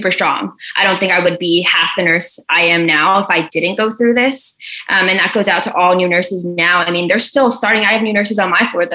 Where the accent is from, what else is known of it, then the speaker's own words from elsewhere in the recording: New Jersey, United States; now in Baltimore, United States; I'm from New Jersey